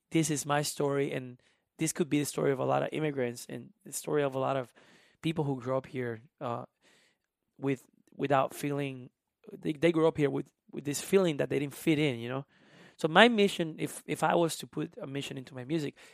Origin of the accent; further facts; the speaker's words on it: South Carolina, United States; English is a second language; Carolina, which is still feels like home in a way. It's uh, like 30 miles from Myrtle Beach. Um, so I learned English because I needed to.